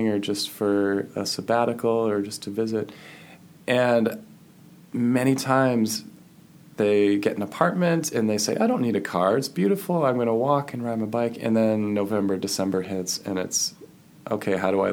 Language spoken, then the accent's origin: English; New Hampshire, United States; now in Midwest, United States; I grew up in New Hampshire